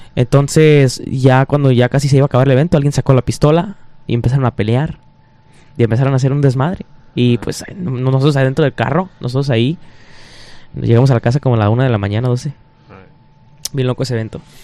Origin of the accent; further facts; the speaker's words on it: Detroit, Michigan, United States; somos de Detroit